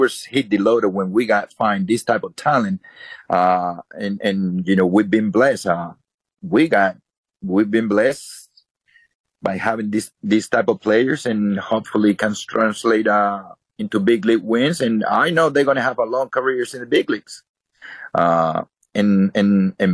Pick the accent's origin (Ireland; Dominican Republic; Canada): Dominican Republic; moved away; I was born in the Dominican